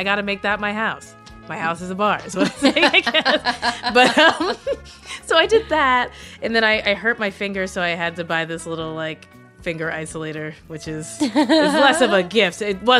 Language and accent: English; Cincinnati, Ohio, United States; moved away; when I lived in Cincinnati area, I used to volunteer at around Christmas time all the time.